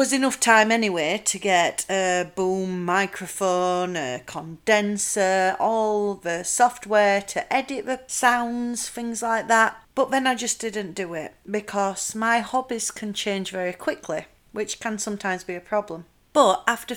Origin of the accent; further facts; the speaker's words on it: Yorkshire and the Humber, United Kingdom; accent: Yorkshire; I'm from South Yorkshire. I'll let you try and guess which area I'm from the accent.